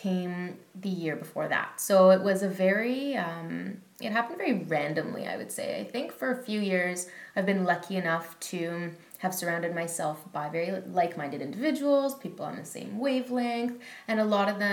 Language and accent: English; Richmond Hill, Ontario, Canada; I was born and raised in Richmond Hill, and that's in Ontario, Canada